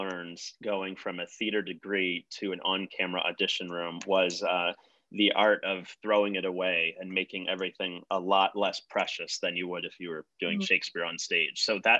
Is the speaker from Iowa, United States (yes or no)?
no; Guilford, Connecticut, United States; I grew up in Guilford, Connecticut. My mom's still there.